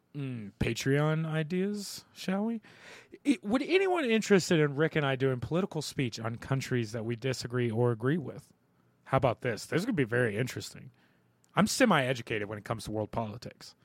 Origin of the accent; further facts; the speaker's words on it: Ohio River Valley, Ohio Valley, United States; I'm from the Ohio River Valley